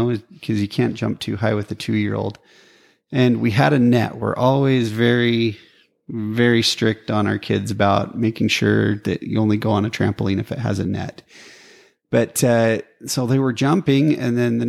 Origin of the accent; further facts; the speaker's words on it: Preston, Idaho, United States; I grew up in Preston, and now we're both in each other's hometowns.